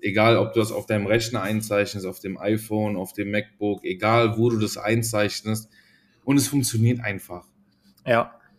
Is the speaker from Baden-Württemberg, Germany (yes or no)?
no; Cologne, North Rhine-Westphalia, Germany; bei uns in Köln gibt es den ersten FC Köln